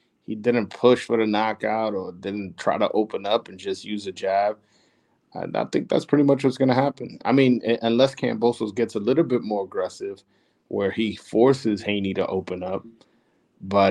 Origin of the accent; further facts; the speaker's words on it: New York City, New York, United States; I'm from Brooklyn